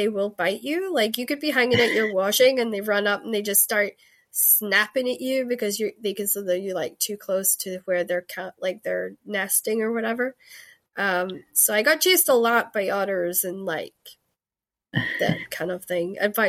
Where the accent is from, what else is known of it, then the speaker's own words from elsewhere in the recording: Scotland, United Kingdom; accent: Scottish; This is my podcast accent. If you actually heard like my Scottish, it's like very thick and fast, and this is my Cali. They call it my Cali accent because I had a lot of American friends who sort of taught me how to speak slower and better.